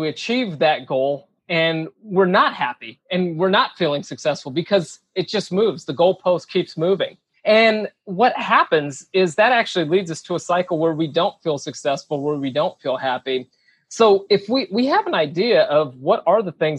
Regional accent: Minnesota, United States; I was born in Minnesota.

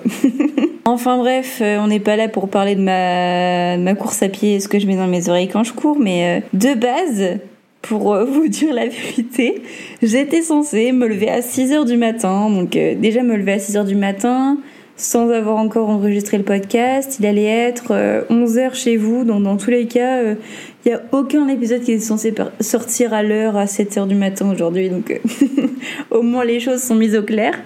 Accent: the North, Hauts-de-France, France; moved away as an adult; now in Martinique, France; comme on dit chez nous dans le Nord

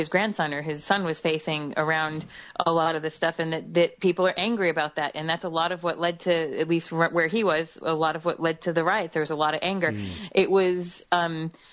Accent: United States; I'm American

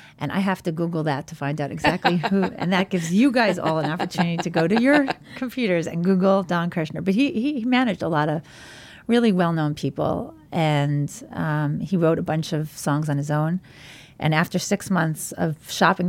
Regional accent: New York City, New York, United States; I grew up in Borough Park, an ultra-Orthodox Hasidic community in Brooklyn

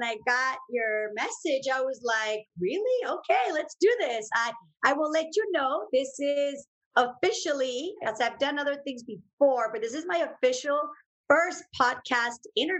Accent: Uruapan, Michoacán, Mexico; So yes, I am originariamente from Uruapan, Michoacán, Mexico.

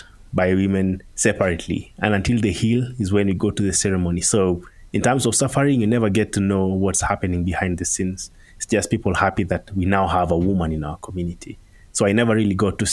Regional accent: Maasai community, southern Kenya, Kenya; I was born and raised in the Maasai community, and the Maasai community is found in Kenya. My home is in the southern part of Kenya, almost bordering Tanzania

